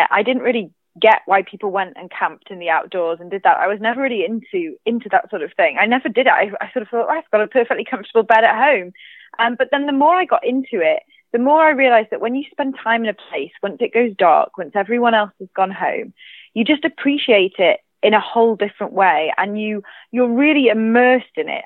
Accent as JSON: {"language": "English", "country": "United Kingdom", "said": "mainland Britain, which is my home country"}